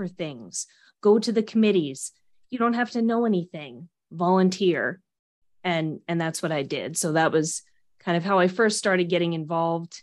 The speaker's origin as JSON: {"language": "English", "town": "Philadelphia", "region": "Pennsylvania", "country": "United States", "tie": "born or raised there", "said": "I grew up in the Philadelphia area"}